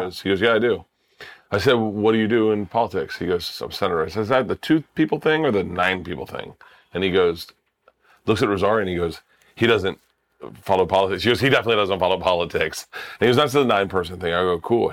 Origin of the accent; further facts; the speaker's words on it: Florida, United States; I grew up in Florida